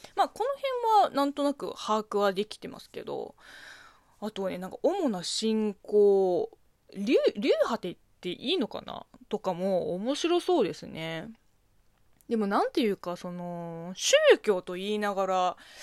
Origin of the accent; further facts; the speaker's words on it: China; moved away; 中国生まれ中国育ちの私